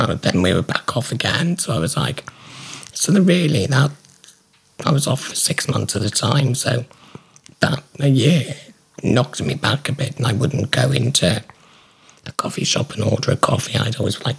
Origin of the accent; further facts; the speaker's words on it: Shrewsbury, West Midlands, United Kingdom; I grew up on the Grange and I currently live in Bateson Hill